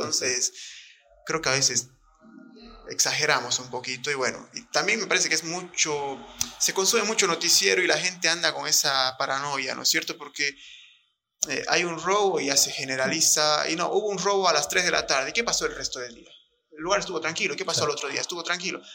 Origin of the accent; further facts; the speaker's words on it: Bolivia; soy un boliviano recontra orgulloso de haber nacido en esta tierra